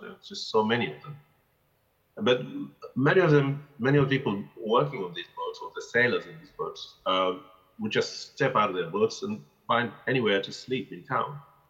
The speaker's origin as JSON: {"language": "English", "region": "Zanzibar", "country": "Tanzania", "tie": "born or raised there", "said": "When they came during the Musim, because, as I said, we lived just by the docks there"}